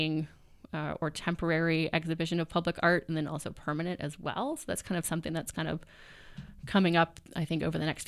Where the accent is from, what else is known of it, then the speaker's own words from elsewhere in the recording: Lee's Summit, Missouri, United States; usually when I say I'm from Lee Summit and I, you know, work with our arts community out there